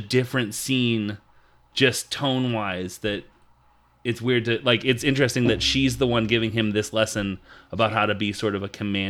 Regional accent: United States; I'm American

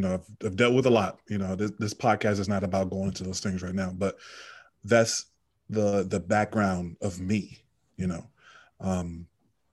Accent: Richmond, Virginia, United States; also born or lived in Washington, D.C.; I moved to Richmond when I was still pretty young. I went to elementary school

